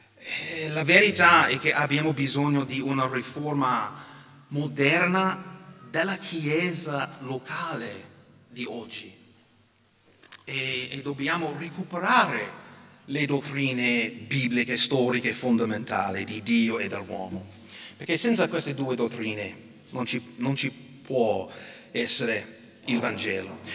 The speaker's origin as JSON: {"language": "Italian", "country": "United States", "moved": "yes", "lives_now": "Italy", "said": "sia qui in Italia sia in America, per esempio, nel mio paese"}